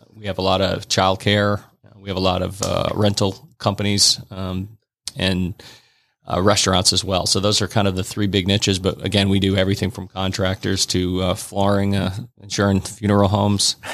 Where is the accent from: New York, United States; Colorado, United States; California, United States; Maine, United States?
Maine, United States; Fort Kent; moved away as an adult; I grew up in, in a little town called Fort Kent, Maine